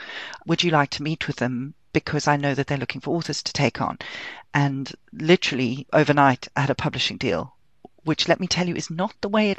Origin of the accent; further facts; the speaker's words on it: London, United Kingdom; But I am a Londoner and I love the city with all my heart.